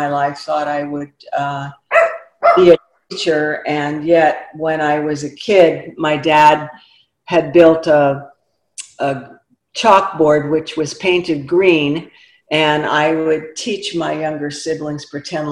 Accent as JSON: {"language": "English", "region": "Oregon", "country": "United States", "tie": "born or raised there", "also_born_or_lived": "San Jose", "moved": "yes", "said": "I grew up in Oregon, the eldest of nine"}